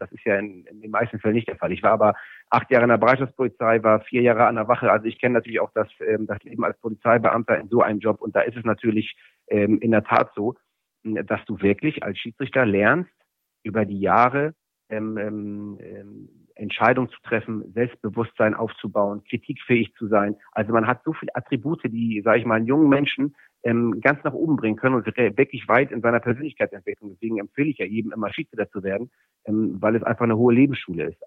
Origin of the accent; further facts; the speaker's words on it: Hamburg, Germany; Ich bin, bin äh, in Hamburg-Mansberg aufgewachsen, in einer Plattenbausiedlung